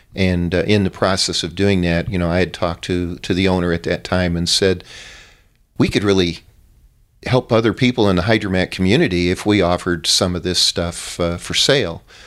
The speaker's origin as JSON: {"language": "English", "region": "Arizona", "country": "United States", "tie": "born or raised there", "said": "I grew up in Arizona, met my wife here"}